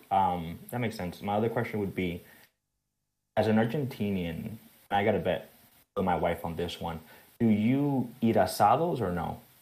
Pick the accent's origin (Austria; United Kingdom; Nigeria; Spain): Spain; now in South Florida, United States; I was raised in Spain.